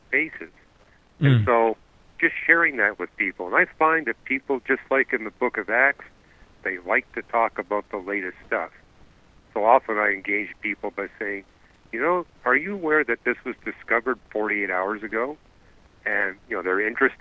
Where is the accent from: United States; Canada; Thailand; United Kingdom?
Canada; I'm not from Germany. I'm from Canada